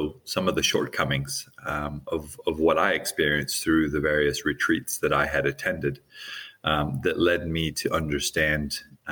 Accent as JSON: {"language": "English", "region": "Hawaii", "country": "United States", "tie": "born or raised there", "said": "I grew up in Hawaii."}